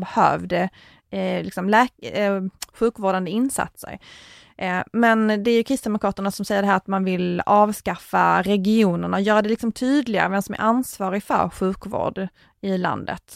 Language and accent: Swedish; Tomelilla, Skåne, Sweden; min hembygd och det är att i Tomlilla kommun